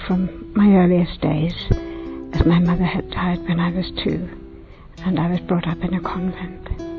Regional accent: Belfast, Northern Ireland, United Kingdom; I'm from Belfast in Northern Ireland.

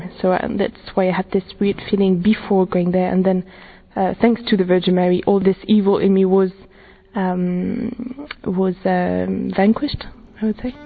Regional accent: France; I'm from France, I'm 22 years old

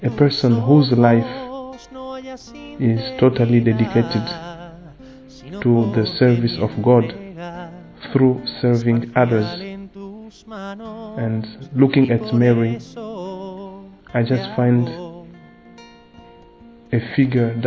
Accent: DR Congo; from the Democratic Republic of Congo

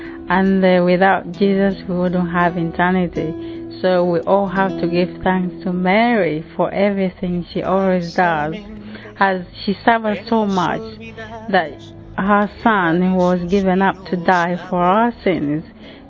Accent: Uganda; I come from Uganda, 27 years old.

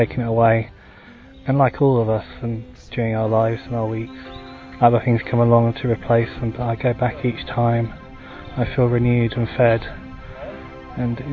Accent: United Kingdom; I'm from Britain

